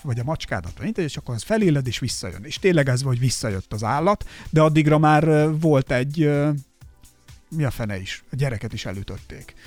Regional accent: a small village in Somogy, Hungary; én egy kis somogyi faluban nőttem fel

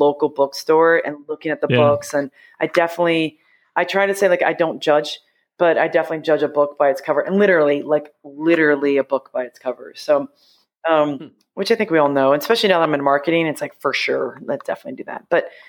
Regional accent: United States; also born or lived in Ohio / New York / Massachusetts; now in New Jersey, United States; I grew up in Ohio and New York.

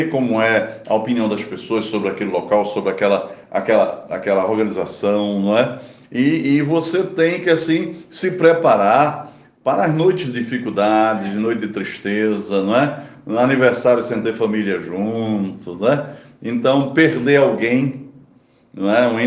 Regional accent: Pernambuco, Brazil; moved away; also born or lived in São Paulo; E eu também emigrei de Pernambuco

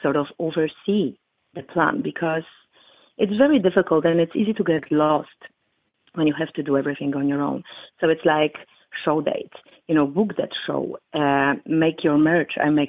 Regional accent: Chicago, Illinois, United States; I am from Chicago, and currently I live in Chicago.

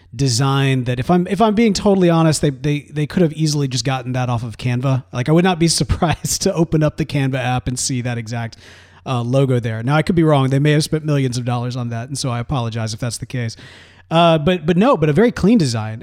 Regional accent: Mississippi, United States; now in Texas, United States; growing up in Mississippi

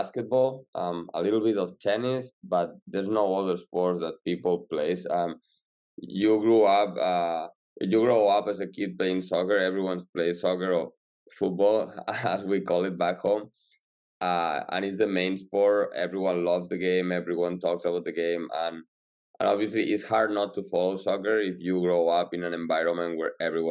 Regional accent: Salou, Catalonia, Spain; moved away as an adult; now in Pittsburgh, United States; I'm from near Barcelona in Spain. In a small town called

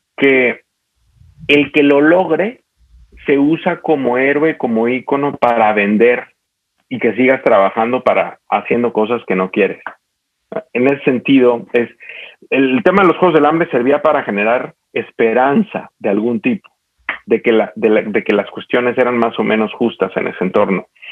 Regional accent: Mexico

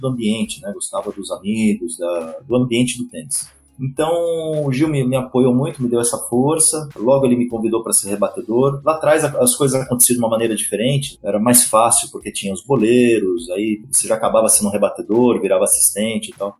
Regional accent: Atibaia, São Paulo, Brazil; sou de Atibaia, uma cidade a 60 quilômetros de São Paulo. naquele momento eu tinha 8, 7, 8 anos

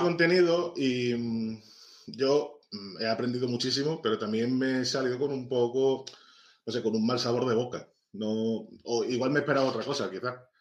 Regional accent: Ceuta, Spain; soy un tipo de Ceuta

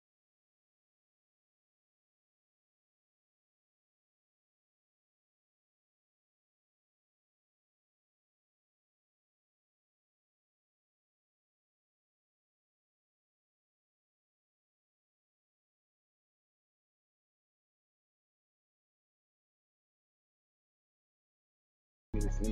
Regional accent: Jackson, Mississippi, United States; Jackson, Mississippi

